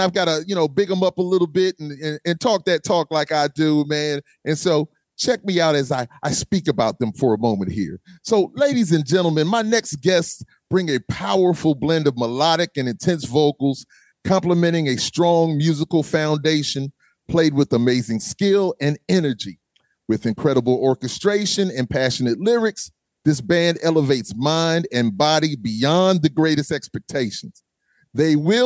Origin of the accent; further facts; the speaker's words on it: Charleston, South Carolina, United States; I'm from Charleston.